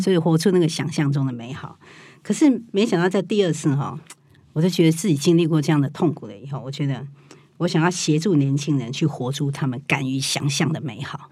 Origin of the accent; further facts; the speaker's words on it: Taiwan; 我们台湾人